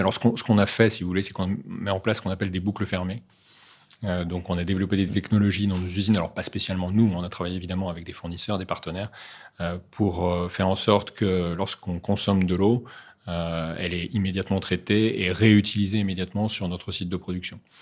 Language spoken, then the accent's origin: French; Saint-Malo, Brittany, France; moved away as an adult; also born or lived in Neuilly-sur-Seine / Paris / the Alps; à l'âge de 7 ans, je suis reparti en Bretagne. Enfin, plutôt, mes parents sont repartis en Bretagne à Saint-Malo pour être plus précis, où j'ai grandi